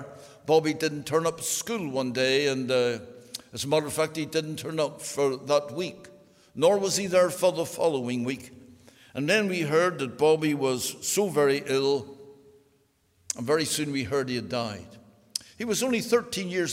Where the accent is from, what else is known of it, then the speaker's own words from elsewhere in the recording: Belfast, Northern Ireland, United Kingdom; I was born on the Donegal Road in Belfast.